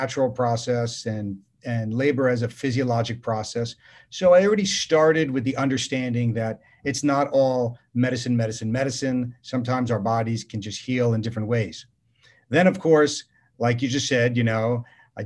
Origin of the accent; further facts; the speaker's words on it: New York City, New York, United States; now in Orange County, United States; I'm from New York City